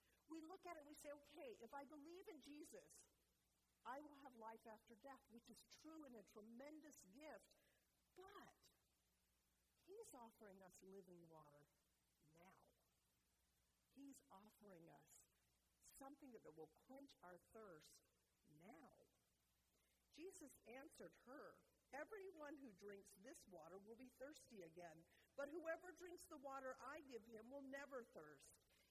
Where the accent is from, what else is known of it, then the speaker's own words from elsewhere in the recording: North Carolina, United States; moved away as an adult; also born or lived in Arizona; I went to Arizona State University my first 2 years, and I moved there from North Carolina. So I used to talk just like this, so I can do it anytime I want. So imagine a southern girl